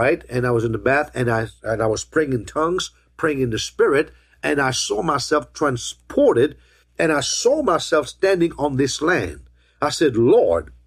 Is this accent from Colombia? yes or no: no; Mauritius; now in United States; I was born in Mauritius